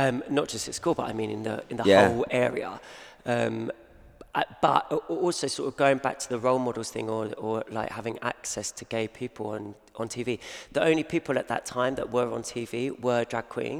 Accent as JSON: {"language": "English", "area": "Kent", "region": "South East England", "country": "United Kingdom", "tie": "born or raised there", "said": "I grew up in Kent."}